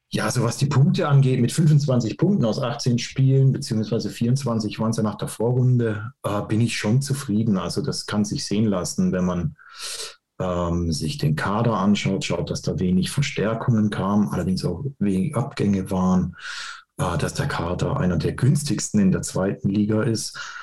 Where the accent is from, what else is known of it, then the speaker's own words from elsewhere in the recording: Karlsruhe, Baden-Württemberg, Germany; ich bin Karlsruhe und mein Papa hat mich ins Stadion genommen